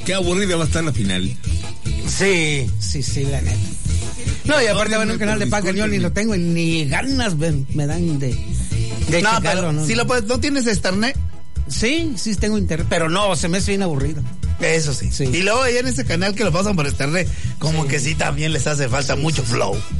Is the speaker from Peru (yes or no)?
no; Venezuela; now in León, Mexico; pues vengo de Venezuela y por primera vez estoy aquí en León, que es muy bonito